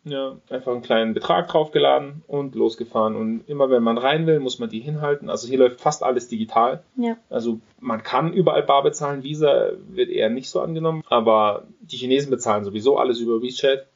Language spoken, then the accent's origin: German; Germany; natürlich ist ein deutscher Pass, ich bin Deutscher